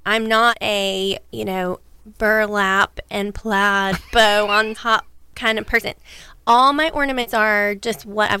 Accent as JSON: {"language": "English", "country": "United States", "tie": "born or raised there", "also_born_or_lived": "Texas / Jacksonville, Florida", "said": "I grew up in Texas and in Jacksonville, so I never really had snow."}